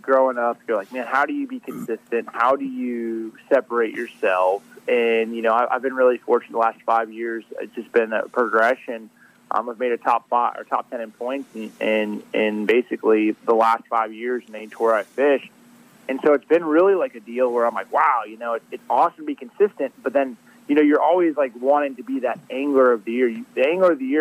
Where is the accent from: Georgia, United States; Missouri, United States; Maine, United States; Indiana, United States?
Indiana, United States; Indianapolis; moved away as an adult; now in Chattanooga, United States; I grew up in Indianapolis, Indiana. You know, lived there since I was, you know, my whole life up until I was about 25